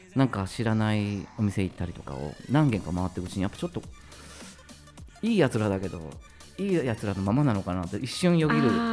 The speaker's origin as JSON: {"language": "Japanese", "town": "Hachioji", "region": "Tokyo", "country": "Japan", "said": "東京の八王子です"}